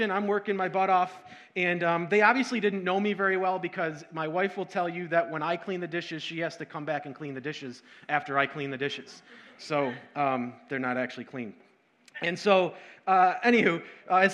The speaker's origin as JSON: {"language": "English", "town": "Syracuse", "region": "New York", "country": "United States", "tie": "born or raised there", "also_born_or_lived": "Rochester, New York", "said": "I grew up in Syracuse, and in 2005, we moved to Rochester"}